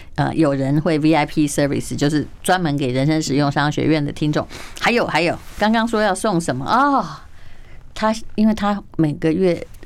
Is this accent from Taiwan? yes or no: yes; Taiwan; 我台湾人